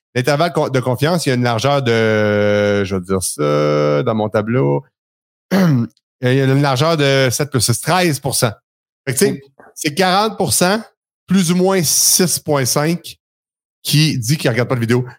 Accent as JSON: {"language": "French", "region": "Quebec", "country": "Canada", "accent": "Québécois", "said": "mon accent québécois"}